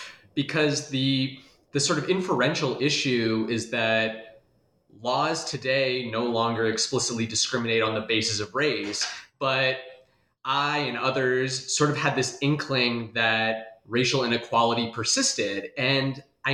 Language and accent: English; Des Moines, Iowa, United States; I'm originally from Des Moines, Iowa, and I did my PhD at Ohio State.